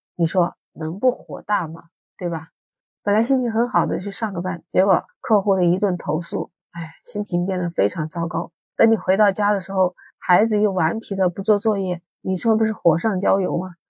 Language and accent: Chinese; Guangdong, China; 在广东，啊，你们都知道这个地方天气有热，你看二十多度，我们这儿还在开空调